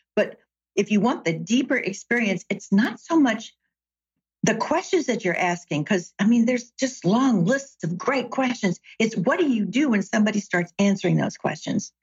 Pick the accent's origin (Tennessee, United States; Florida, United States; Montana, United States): Tennessee, United States; Chattanooga; now in Seattle, United States; I grew up in Chattanooga, Tennessee